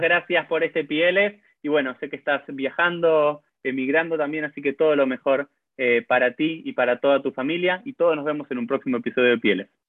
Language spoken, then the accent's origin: Spanish; Argentina; yo como argentino soy un argentino judío